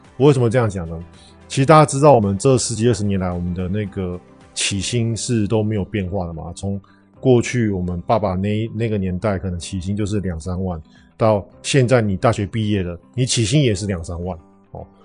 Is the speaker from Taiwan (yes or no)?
yes; Taiwan; 那我们台湾人到底有没有机会可以跟这个美美一样，能，能够全世界飞呢